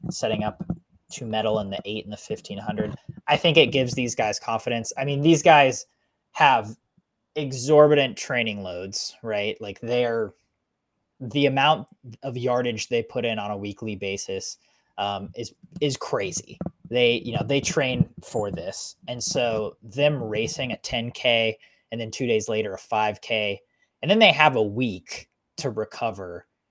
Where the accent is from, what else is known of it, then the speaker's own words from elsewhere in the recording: United States; as an American